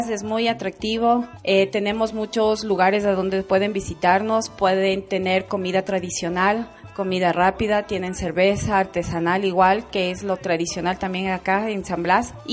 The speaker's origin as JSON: {"language": "Spanish", "town": "Saquisilí", "region": "Cotopaxi", "country": "Ecuador", "moved": "as an adult", "lives_now": "Quito, Ecuador", "said": "desde que yo vine de la provincia de Cotopaxi. Yo soy de Saquicilí. Eh, vine acá cuando tenía 18 años. Entonces, desde que vine me radiqué acá en San Blas"}